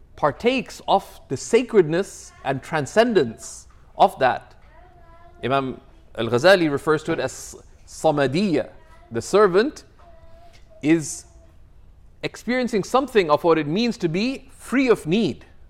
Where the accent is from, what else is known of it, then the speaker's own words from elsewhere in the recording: Toronto, Ontario, Canada; I come from Toronto